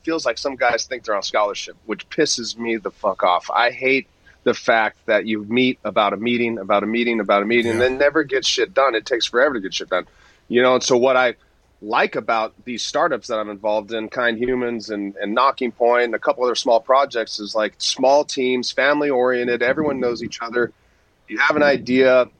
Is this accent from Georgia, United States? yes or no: no; Southern California, United States; I came from SoCal, and a lot of the way I was just brought up